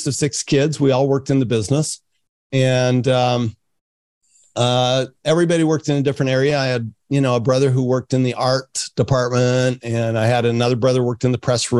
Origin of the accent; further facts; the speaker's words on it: Salt Lake City, Utah, United States; also born or lived in France; I grew up in Salt Lake City, Utah.